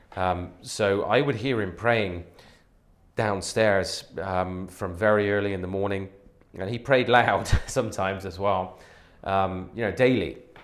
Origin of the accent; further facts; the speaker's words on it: Devizes, South West England, United Kingdom; also born or lived in Bexley, London; now in Toronto, Canada; I was born actually in the London area in Bexley, um, but my uh, parents moved fairly quickly to Wiltshire. So I grew up in the, the southwest